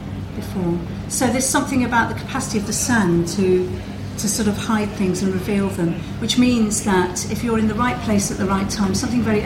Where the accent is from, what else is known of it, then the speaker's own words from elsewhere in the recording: the Midlands, England, United Kingdom; accent: Midlands; moved away; some people will perhaps have recognised from my accent that I come from the Midlands, so I come from a very landlocked place